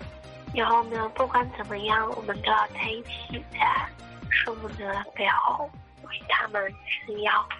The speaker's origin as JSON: {"language": "Chinese", "town": "Zhangzhou", "region": "Fujian", "country": "China", "said": "嗨，大家好，我是来自福建漳州的 … ，喜欢 … 呢有一年半了"}